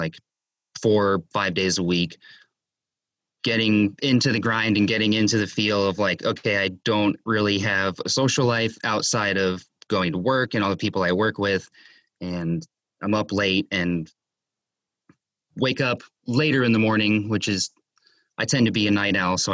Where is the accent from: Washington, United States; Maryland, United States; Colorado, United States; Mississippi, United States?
Maryland, United States; Severna Park; also born or lived in Howard County, Maryland / Millersville, Maryland / Westminster, Maryland; I was born in Howard County General Hospital, and grew up in Severna Park, like Glen Burnie area